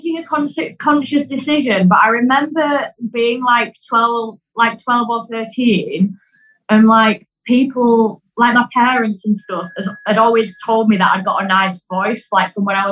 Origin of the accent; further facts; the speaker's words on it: Yorkshire and the Humber, United Kingdom; moved away as an adult; now in Manchester, United Kingdom; I'm from Silston in West Yorkshire